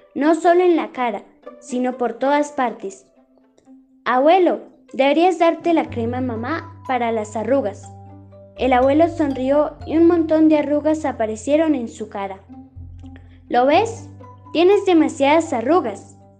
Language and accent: Spanish; Lenguazaque, Cundinamarca, Colombia; soy del municipio de Lenguasaque